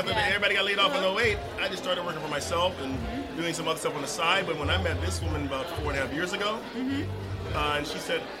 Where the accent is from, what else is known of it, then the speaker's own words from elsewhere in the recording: South Carolina, United States; I'm not from Kenya. I'm originally from South Carolina